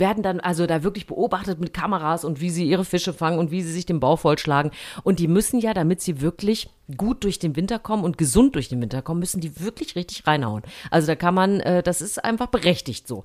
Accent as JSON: {"language": "German", "region": "East Germany", "country": "Germany", "tie": "born or raised there", "said": "ich bin ja äh, äh, im Osten sportlich groß geworden"}